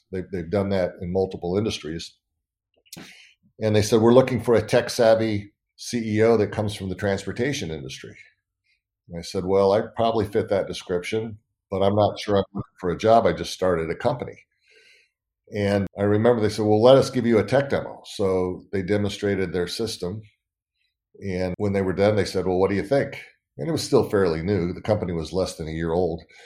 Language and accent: English; Northern California, United States; also born or lived in San Diego; I grew up in California, Northern California.